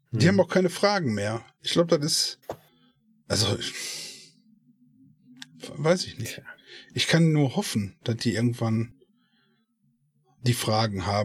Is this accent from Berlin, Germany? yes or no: no; Essen, North Rhine-Westphalia, Germany; äh, ich bin ja aus Essen.